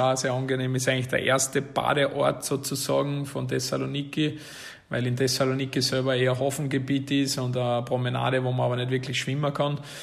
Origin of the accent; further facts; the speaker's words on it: Salzburg, Austria; also born or lived in Vienna, Austria; now in Greece; Also ich bin ja doch ein Salzburger und war dann zehn Jahre in Wien